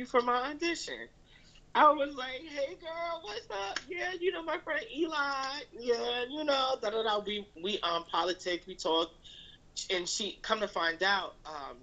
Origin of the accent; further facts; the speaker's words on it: North New Jersey, United States; now in New York, United States; We're both from Jersey. We were both from North New Jersey, but I've lived in the suburbs